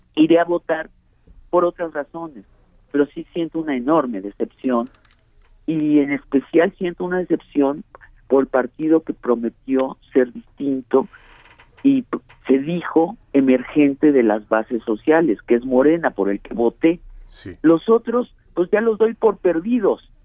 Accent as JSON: {"language": "Spanish", "country": "Mexico", "said": "nosotros los mexicanos"}